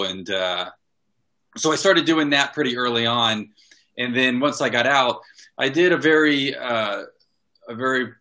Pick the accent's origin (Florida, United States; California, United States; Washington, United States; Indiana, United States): Florida, United States; Fort Walton Beach; moved away as an adult; I was born and raised in Fort Walton Beach, Florida